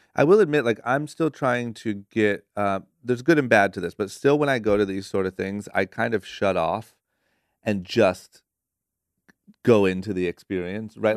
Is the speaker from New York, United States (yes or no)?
no; Akron, Ohio, United States; now in Los Angeles, United States; born and raised in Akron, Ohio, moved to L